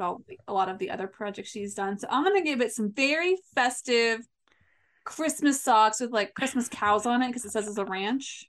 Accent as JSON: {"language": "English", "region": "Midwest", "country": "United States", "said": "I'm from the Midwest"}